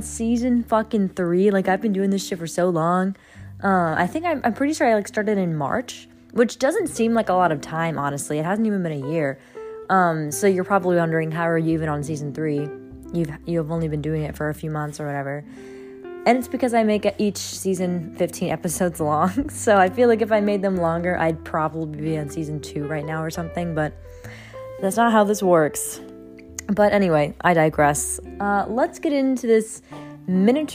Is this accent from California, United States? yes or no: no; New Orleans, Louisiana, United States; moved away; He was in New Orleans over the summer, and we met up once in my hometown